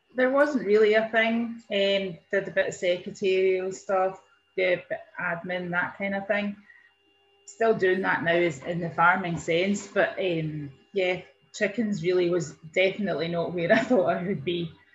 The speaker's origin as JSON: {"language": "English", "area": "Ayrshire", "region": "Scotland", "country": "United Kingdom", "tie": "born or raised there", "said": "I'm originally from Ayrshire, born and brought up on a beef and sheep farm"}